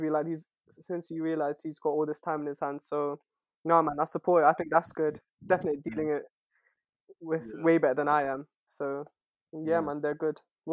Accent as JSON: {"language": "English", "country": "Nepal", "moved": "yes", "said": "us Nepalis as well are family oriented?"}